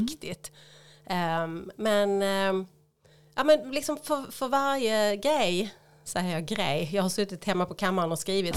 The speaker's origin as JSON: {"language": "Swedish", "town": "Höllviken", "region": "Skåne", "country": "Sweden", "tie": "born or raised there", "said": "jag är ju född och uppvuxen i Höllviken"}